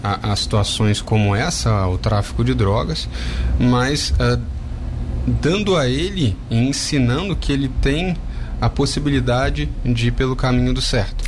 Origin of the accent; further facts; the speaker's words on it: Rio de Janeiro, Brazil; moved away; sou carioca, morei lá a maior parte da minha vida